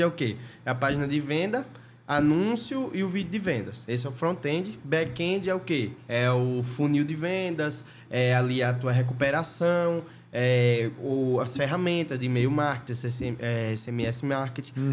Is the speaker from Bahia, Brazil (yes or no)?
yes; interior of Bahia, Brazil; moved away; eu era do interior lá, da cidade pequena, tinha uns 7 mil habitantes lá no interior da Bahia